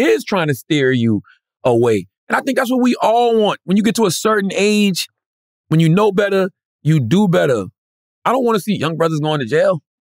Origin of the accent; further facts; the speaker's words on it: Moncks Corner, South Carolina, United States; my hometown of Moncks Corner, South Carolina